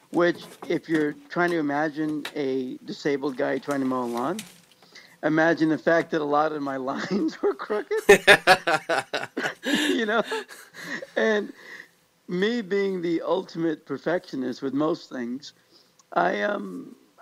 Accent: Overland Park, Kansas, United States; now in California, United States; I grew up in Overland Park, Kansas, which is a suburb on the Kansas side of the Kansas-Missouri border where Kansas City lies.

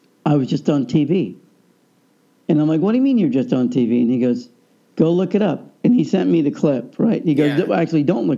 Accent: Overland Park, Kansas, United States; moved away; also born or lived in Los Angeles; growing up in Overland Park, Kansas

